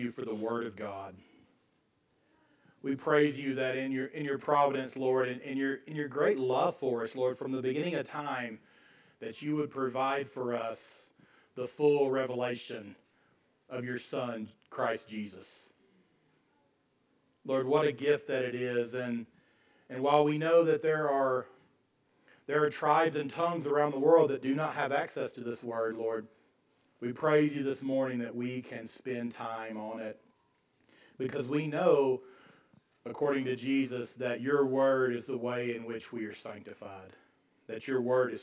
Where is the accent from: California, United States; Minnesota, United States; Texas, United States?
Texas, United States; Deep East; moved away; growing up in Deep East Texas